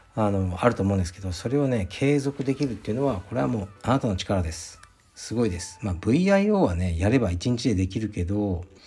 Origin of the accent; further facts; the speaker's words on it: Fukuoka, Japan; moved away; カシーというのは僕の実家ですね福岡県福岡市東区カシーという片田舎なんですが